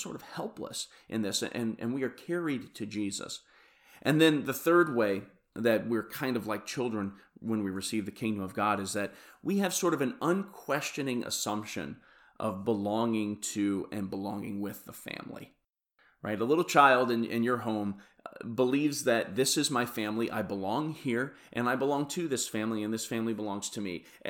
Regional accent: Kansas City, Missouri, United States; Like I said … from Kansas City, Missouri, and I hope you have a bles

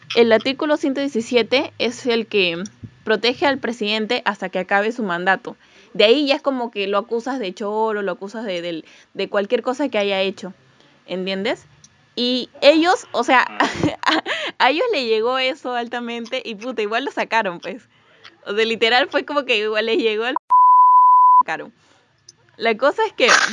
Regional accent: Peru; yo soy de Perú

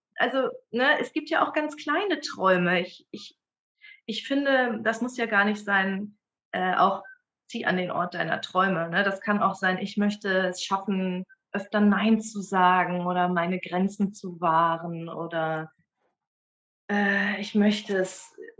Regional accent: Dortmund, North Rhine-Westphalia, Germany; moved away; also born or lived in Bremen; geboren bin ich und aufgewachsen bin ich in Dortmund

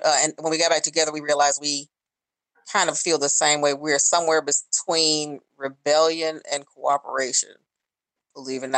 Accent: Memphis, Tennessee, United States; now in Washington, D.C., United States; I am originally from Memphis, Tennessee. I am in my 50s and I live in the Washington, D.C. area.

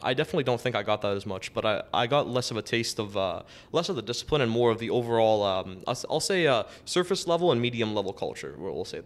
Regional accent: Toronto, Ontario, Canada; I grew up in Scarborough

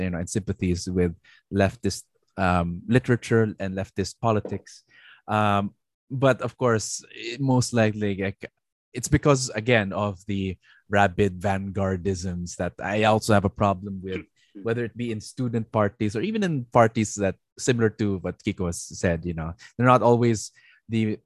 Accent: Philippines; I'm a Filipino who lives in the Philippines

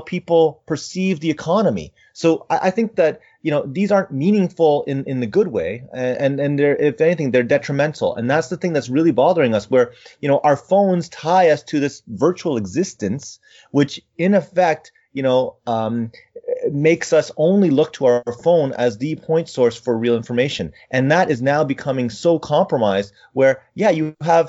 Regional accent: Canada; I'm too Canadian

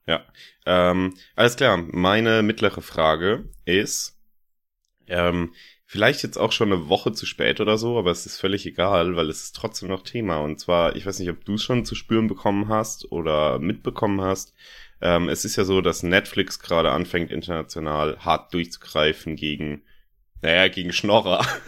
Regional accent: Landau, Rhineland-Palatinate, Germany; von meiner Heimatstadt, von Landau aus

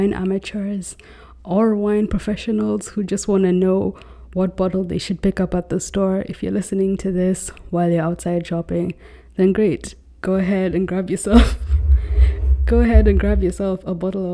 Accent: Nairobi, Kenya; moved away as an adult; now in New York City, United States; I was born and raised in Nairobi, Kenya. However, at the moment, I'm actually living in New York City

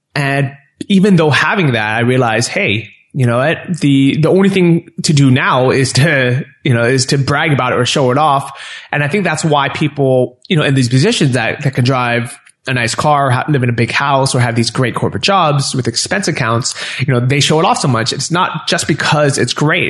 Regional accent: San Francisco, California, United States; moved away as an adult; also born or lived in Los Angeles; I grew up in San Francisco, and then I was living

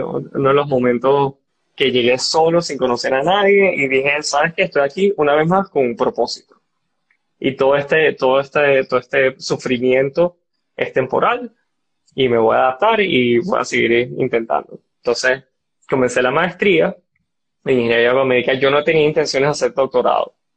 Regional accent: Barinas, Venezuela; moved away as an adult; also born or lived in San Antonio, Texas; Soy llanero y orgulloso. Y estando en Barinas, yo tuve mucho acceso a, las partes de ciencia

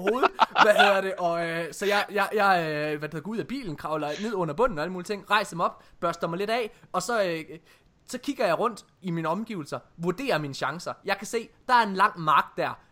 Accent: Jutland, Denmark; jeg er jo fra Jylland

